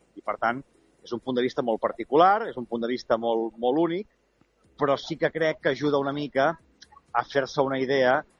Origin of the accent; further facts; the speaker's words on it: Súria, Catalonia, Spain; moved away; torno al poble